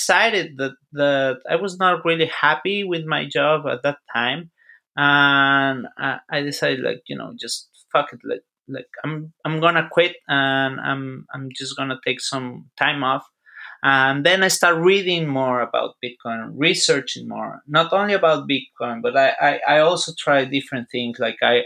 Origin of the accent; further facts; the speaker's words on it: Mexico; moved away as an adult; also born or lived in Texas; I am from Mexico, but I live in Texas for quite some time, like 8 years.